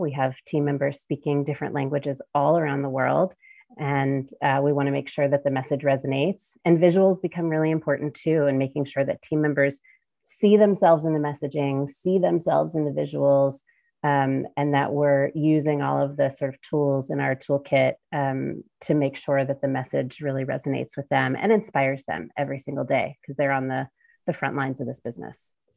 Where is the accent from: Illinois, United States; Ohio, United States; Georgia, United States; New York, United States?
Ohio, United States; Cincinnati; my hometown of Cincinnati, Ohio